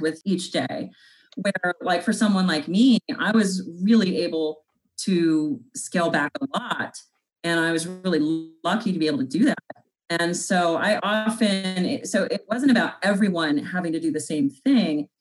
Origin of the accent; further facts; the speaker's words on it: North Platte, Nebraska, United States; In my hometown of North Platte, Nebraska